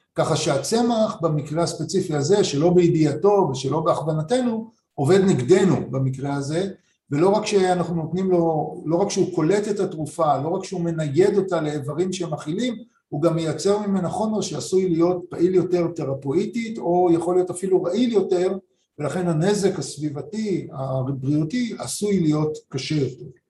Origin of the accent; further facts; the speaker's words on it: Rishon LeZion, Central District, Israel; אני גדלתי בראשון, עירוני לגמרי